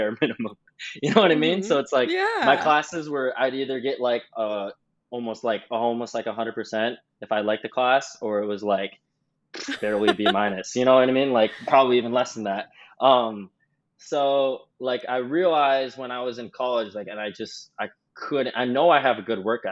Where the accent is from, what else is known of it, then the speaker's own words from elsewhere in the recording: Minneapolis, Minnesota, United States; moved away as an adult; now in Los Angeles, United States; I grew up in Minneapolis, Minnesota